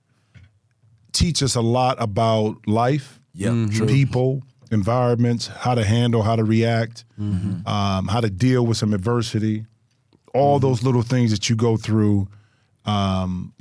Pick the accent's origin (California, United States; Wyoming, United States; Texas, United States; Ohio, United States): Ohio, United States; born or raised there; now in Los Angeles, United States